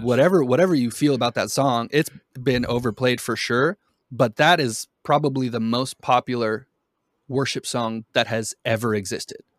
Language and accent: English; Boston, Massachusetts, United States; also born or lived in Brazil; I, I grew up mostly in Boston. My family is from Brazil.